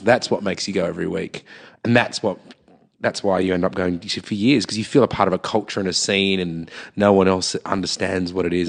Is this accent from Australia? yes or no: yes; Sydney, New South Wales, Australia; I'm growing up in Gladesville